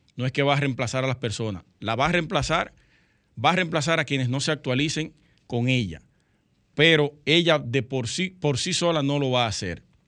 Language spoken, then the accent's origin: Spanish; Sosúa, Puerto Plata, Dominican Republic; now in Santo Domingo, Dominican Republic; Yo soy de Sosúa